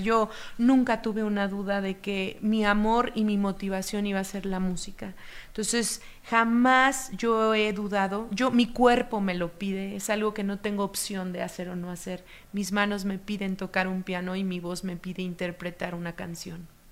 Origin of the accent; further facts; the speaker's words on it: Oaxaca, Mexico; Como yo soy de Oaxaca